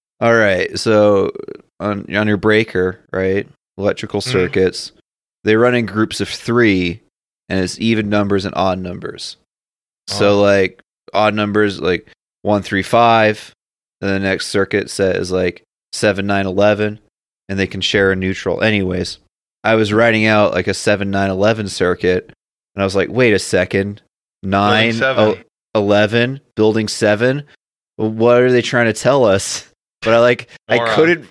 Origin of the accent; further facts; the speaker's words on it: Calgary, Alberta, Canada; I'm from Canada, Calgary